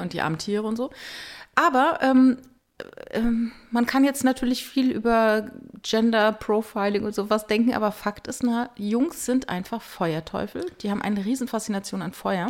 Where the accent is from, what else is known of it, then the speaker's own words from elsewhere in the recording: Rhineland-Palatinate, Germany; Ich komme halt aus der Pfalz.